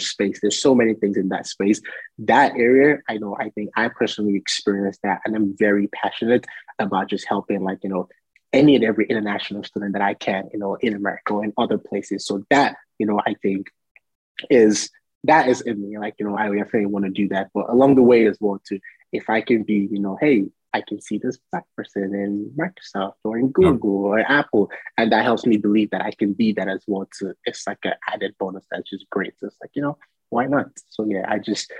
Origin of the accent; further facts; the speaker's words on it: Nigeria; now in United States; growing up in Nigeria where, you know, almost everybody is Black